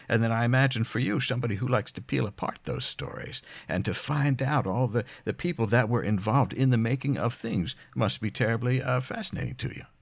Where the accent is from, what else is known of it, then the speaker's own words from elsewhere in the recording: near Philadelphia, Pennsylvania, United States; moved away; our shared background growing up near Philadelphia